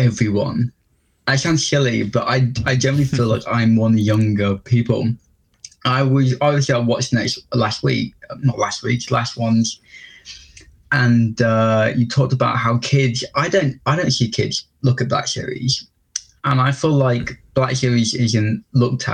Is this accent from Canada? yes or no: no; England, United Kingdom; I'm from England